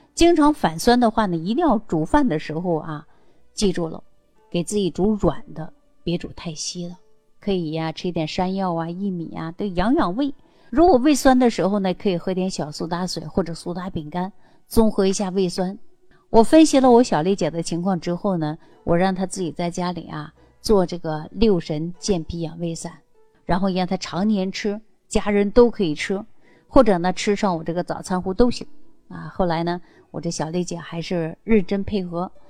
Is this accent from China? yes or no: yes; Northeast China, China; 尤其我们是东北人这种性格呀，更能体现出男孩子的特性